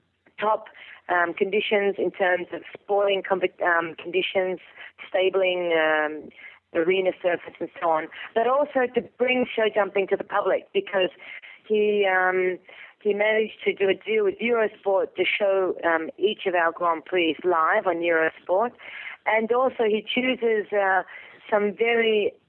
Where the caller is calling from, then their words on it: Italy; I'm calling from Italy.